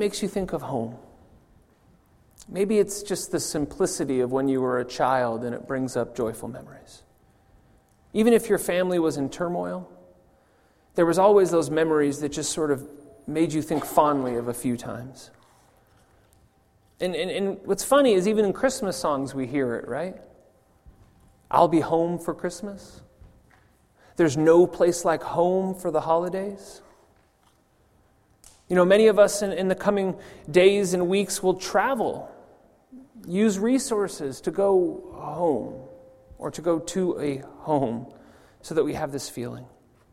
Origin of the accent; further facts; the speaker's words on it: California, United States; also born or lived in Denver; now in Zurich, Switzerland; I was born in California